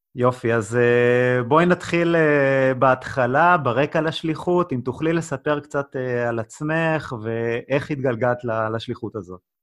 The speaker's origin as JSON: {"language": "Hebrew", "country": "Israel"}